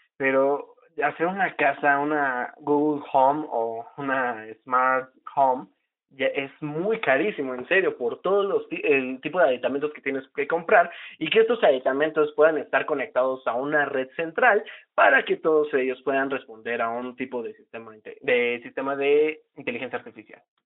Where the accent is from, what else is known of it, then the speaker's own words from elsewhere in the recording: Huauchinango, Puebla, Mexico; now in Tlaxcala, Mexico; en mi pueblito, de donde yo vengo, porque actualmente estoy viviendo en Tlaxcala, yo radico en Tlaxcala, capital este, aquí ya hay fibra óptica, ¿no? No tengo el dato exacto de hace cuánto ya está la fibra óptica aquí, pero digamos en mi pueblito Huauchinango